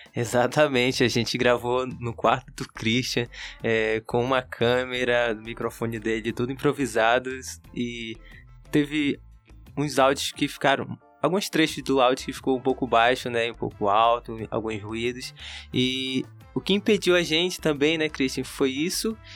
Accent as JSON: {"language": "Portuguese", "town": "Amaturá", "region": "Amazonas", "country": "Brazil", "said": "eu sou do município de Amaturá, do interior do Amazonas, sou do povo Cambeba"}